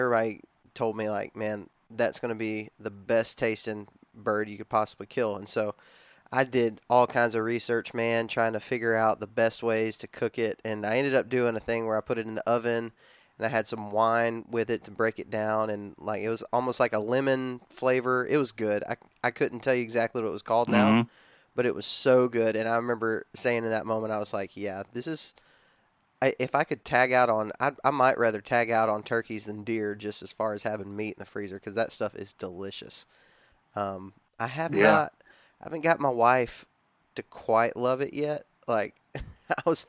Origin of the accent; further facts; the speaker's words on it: Texas, United States; I grew up in Texas